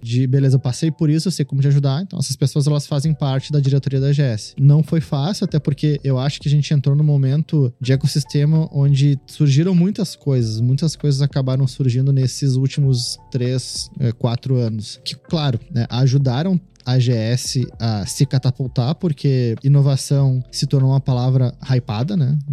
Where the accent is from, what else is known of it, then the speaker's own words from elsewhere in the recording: Porto Alegre, Rio Grande do Sul, Brazil; desde onde eu vim, na Ilha da Pintada, né? Sou da Ilha uhum. da Pintada. É um bairro de Porto Alegre